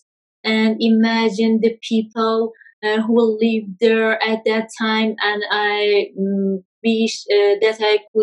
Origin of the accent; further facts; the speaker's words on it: Kermanshah, Kermanshah Province, Iran; I'm from Kermanshah city.